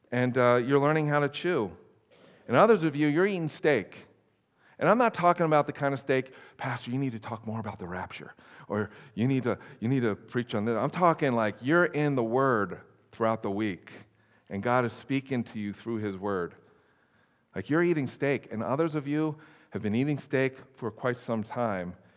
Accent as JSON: {"language": "English", "region": "East Coast", "country": "United States", "tie": "born or raised there", "moved": "yes", "said": "I grew up on the East Coast"}